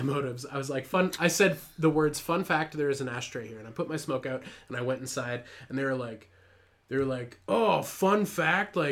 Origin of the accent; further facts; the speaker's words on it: Canada; I'm Canadian